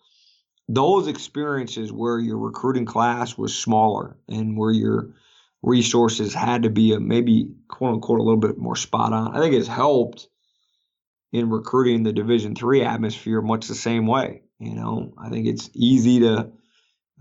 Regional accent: Green Bay, Wisconsin, United States; moved away; I grew up in Green Bay, Wisconsin

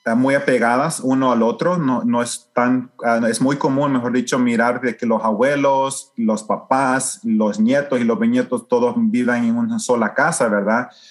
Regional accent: El Salvador; now in Houston, United States; yo me crecí en El Salvador

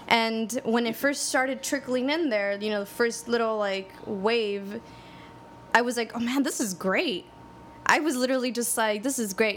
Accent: Los Angeles, California, United States; I grew up in Highland Park

